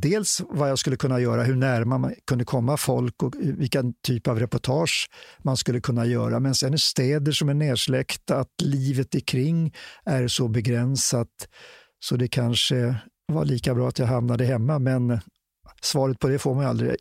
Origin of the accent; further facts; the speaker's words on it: Stockholm, Stockholm County, Sweden; jag varit upp, född och uppvuxen i Stockholm